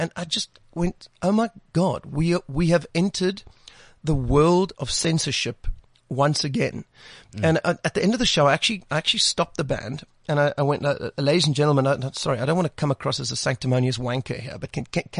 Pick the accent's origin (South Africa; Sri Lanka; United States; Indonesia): South Africa; born there; first language Afrikaans; English is a second language; I love the Afrikaans language. I was actually born, it was my first language.